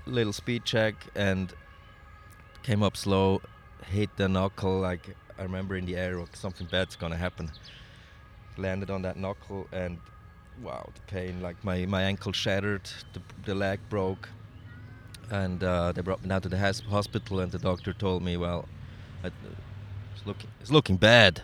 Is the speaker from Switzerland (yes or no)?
yes; Switzerland; I'm from Switzerland